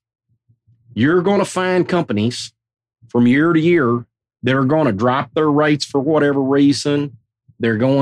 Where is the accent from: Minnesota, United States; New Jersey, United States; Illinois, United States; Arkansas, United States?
Arkansas, United States; moved away as an adult; also born or lived in Nashville, Tennessee; now in Mount Juliet, United States; born and bred in Arkansas